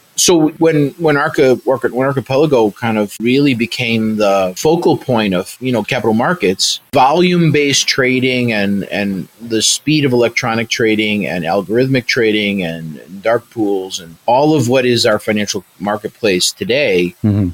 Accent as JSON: {"language": "English", "town": "Chicago", "region": "Illinois", "country": "United States", "said": "I'm a Chicagoan."}